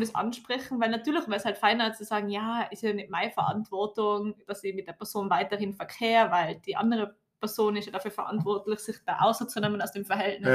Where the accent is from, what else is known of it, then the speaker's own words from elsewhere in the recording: Tyrol, Austria; bei uns in Tirol oder halt Gesamtösterreich